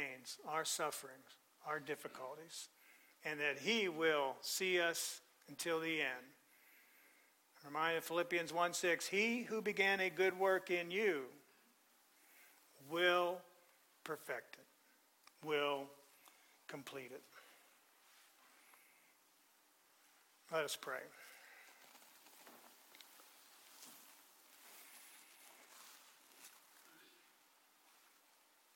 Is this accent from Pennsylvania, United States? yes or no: yes; Pennsylvania, United States; now in Florida, United States; I grew up in Pennsylvania